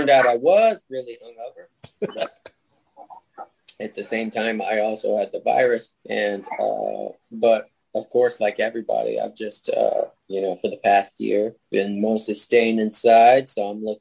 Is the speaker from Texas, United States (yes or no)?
yes; New Braunfels, Texas, United States; I was born in New Braunfels